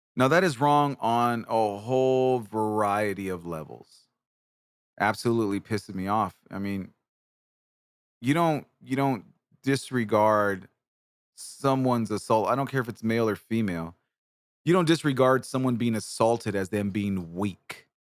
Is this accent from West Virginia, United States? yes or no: no; Bakersfield, California, United States; also born or lived in Washington; now in San Antonio, United States; I'm originally from Bakersfield, California. I live in San Antonio, Texas now but I'm originally from Bakersfield